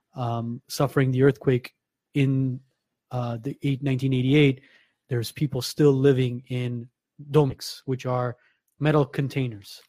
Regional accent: Gyumri, Shirak, Armenia; my hometown of Gyumri, mm-hmm. Armenia

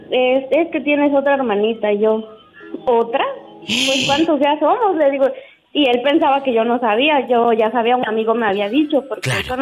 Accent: Chiapas, Mexico; now in Puerto Vallarta, Mexico

